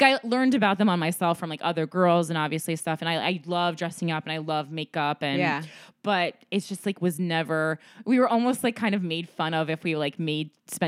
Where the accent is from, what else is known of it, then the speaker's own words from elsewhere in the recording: Jersey City, New Jersey, United States; I'm from Jersey City